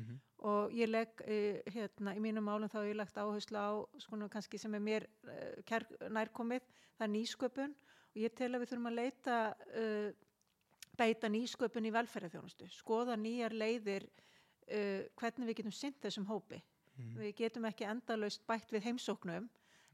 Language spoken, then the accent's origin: Icelandic; Kópavogur, Capital Region, Iceland; also born or lived in Selfoss / Australia; now in Garðabær, Iceland; ég er alveg upp í Kópavóinum, bjón okkur ára og selfósi sem barn